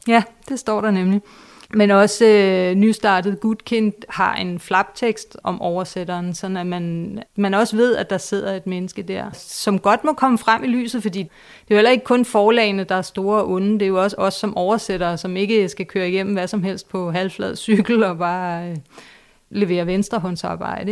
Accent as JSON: {"language": "Danish", "area": "Vestegnen", "region": "Capital Region of Denmark", "country": "Denmark", "said": "jeg selv fra Vestegnen"}